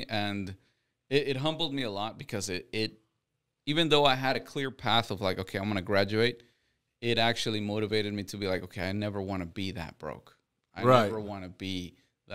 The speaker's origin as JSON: {"language": "English", "town": "Houston", "region": "Texas", "country": "United States", "tie": "born or raised there", "said": "Yeah, I'm a Texas boy."}